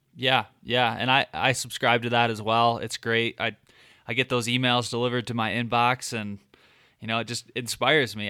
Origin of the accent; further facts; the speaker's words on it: Michigan, United States; growing up in Michigan, I just never I never hunted from the ground.